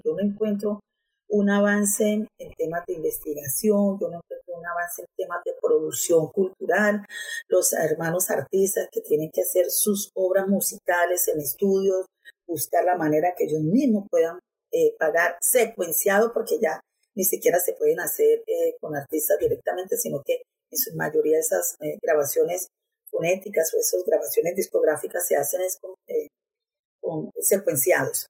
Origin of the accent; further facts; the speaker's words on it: Barrancabermeja, Santander, Colombia; Soy nativa de este territorio, hija de, de Pablo José, que vino de Garzón Huila en el año 67, de Aura Rosa Taborda, que vino de Viterbo Rizaralda, se conocieron acá, se casaron, se enamoraron tuvieron cuatro hijos todos nacidos aquí en Barranca Bermeja